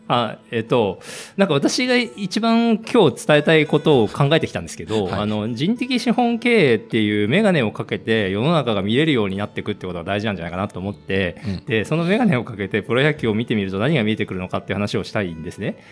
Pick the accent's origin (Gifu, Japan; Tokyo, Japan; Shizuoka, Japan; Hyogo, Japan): Tokyo, Japan; 生まれは東京で生まれ、はい、東京で育ってるんで